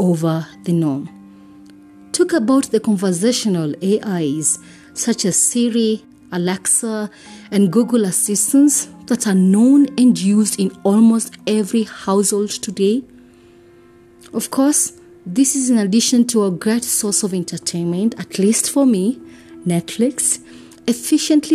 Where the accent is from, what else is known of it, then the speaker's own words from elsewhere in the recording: Kenya; I am uniquely Kenyan and relevantly African